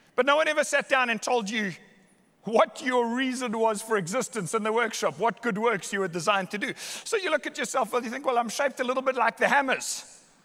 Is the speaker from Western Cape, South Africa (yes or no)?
yes; Somerset West, Western Cape, South Africa; I was born in Hottentots Holland Hospital, Somerset West